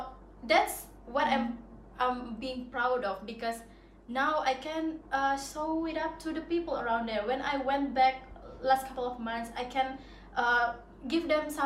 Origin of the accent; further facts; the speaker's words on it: Sumba, East Nusa Tenggara, Indonesia; now in Bali, Indonesia; Sumba. It's Sumba.